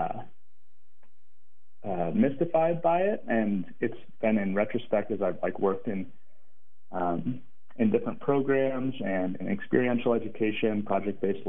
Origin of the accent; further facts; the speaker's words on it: Portland, Oregon, United States; moved away as an adult; also born or lived in Ann Arbor, Michigan / Mongolia; growing up in Portland, Oregon